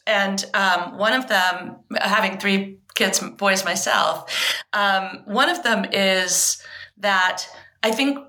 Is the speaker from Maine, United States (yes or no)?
yes; Maine, United States; also born or lived in England; I was born in England. My parents are Southern, and we eventually moved to Maine. So I had a really unusual childhood. We were back and forth to England for 9 years. I have dual citizenship.